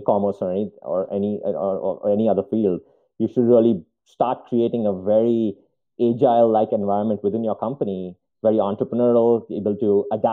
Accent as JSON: {"language": "English", "country": "India", "also_born_or_lived": "Chicago, United States", "moved": "yes", "lives_now": "Spokane, United States", "said": "I'm from India originally, an immigrant into the country, into the US"}